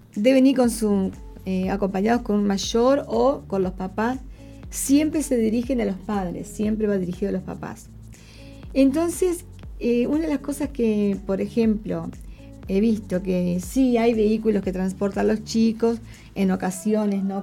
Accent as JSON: {"language": "Spanish", "country": "Uruguay", "moved": "as an adult", "lives_now": "Brisbane, Australia", "said": "yo, por ejemplo, que vengo, que llegué de Uruguay a Australia"}